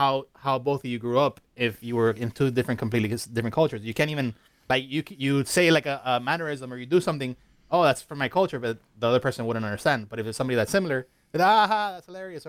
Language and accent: English; Miami, Florida, United States; I'm also from Miami.